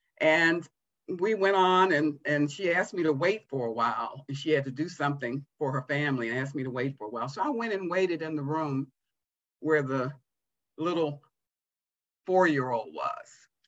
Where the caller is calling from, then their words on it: Providence, Rhode Island, United States; but I'm with you from Providence, Rhode Island.